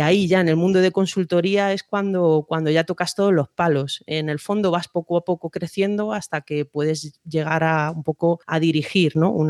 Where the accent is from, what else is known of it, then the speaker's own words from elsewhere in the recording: Madrid, Community of Madrid, Spain; Pues soy de Madrid, aunque con muchos años de vínculos personales y profesionales con países de Iberoamérica.